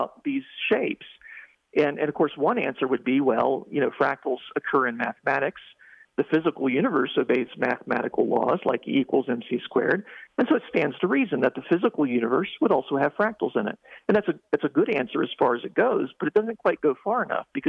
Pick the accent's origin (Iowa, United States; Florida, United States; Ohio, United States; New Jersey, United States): Ohio, United States; when I was a youngster, growing up in Ohio